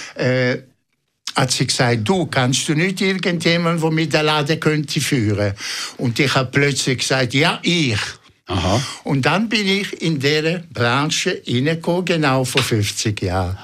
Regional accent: Ticino, Switzerland; German is a second language; moved away as an adult; now in Zurich, Switzerland; als richtige Tessiner

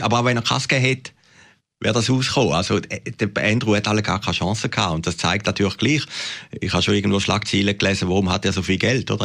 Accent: Switzerland

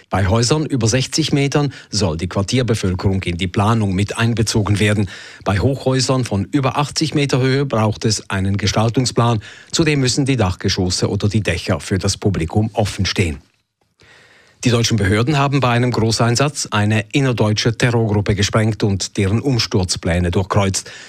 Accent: Jura, Switzerland; Ich bin auch sehr stolz, dass ich die erste Jurasserin bin. Ich komme aus dem Land, ich komme aus einem Kanton, der nicht so reich ist

